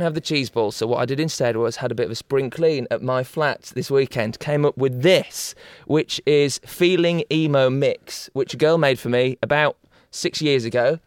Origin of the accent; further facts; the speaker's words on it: Yorkshire and the Humber, United Kingdom; I'm from Yorkshire